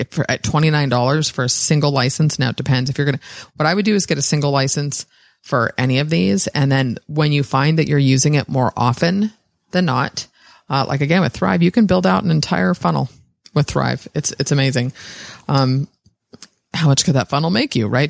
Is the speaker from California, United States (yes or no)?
yes; San Francisco, California, United States; I was born in San Francisco, sixth generation.